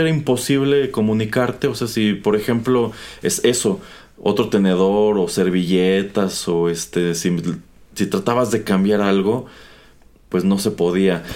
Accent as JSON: {"language": "Spanish", "country": "Mexico"}